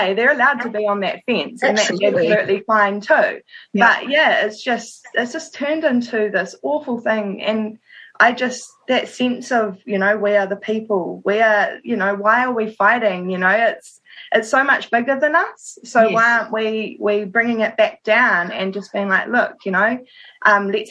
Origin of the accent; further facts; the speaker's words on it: Wellington, New Zealand; I'm from Wellington